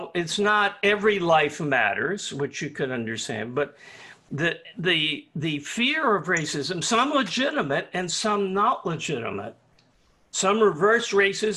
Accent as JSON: {"language": "English", "region": "the South", "country": "United States", "tie": "born or raised there", "said": "when I grew up in the South"}